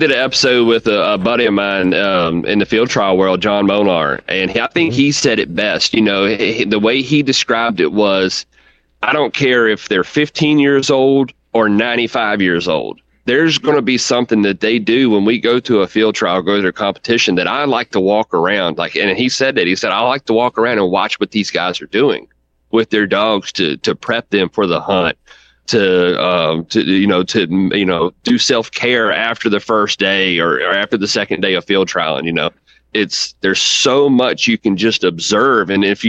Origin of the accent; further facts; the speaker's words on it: Virginia, United States; Like you said, I'm from Central Virginia, you know, right here smack dab in the middle of it.